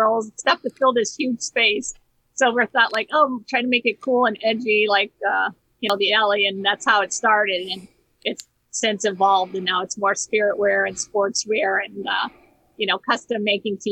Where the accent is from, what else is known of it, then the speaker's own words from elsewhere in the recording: Hammond, Indiana, United States; also born or lived in Chicago / Whiting, Indiana; I grew up in North Hammond, went to school at Clark.